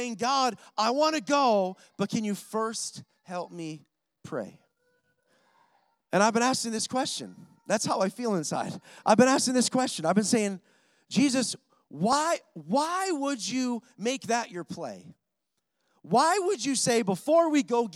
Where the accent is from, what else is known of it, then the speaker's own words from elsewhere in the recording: Rochester, New York, United States; I'm from Rochester, New York